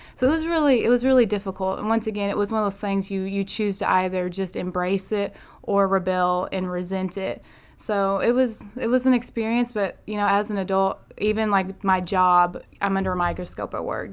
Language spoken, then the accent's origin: English; Manila, Arkansas, United States; also born or lived in Cincinnati, Ohio / Little Rock, Arkansas; I'm originally from Manila, Arkansas, so my dad pastors over there in Manila. So I've grown up in Section five area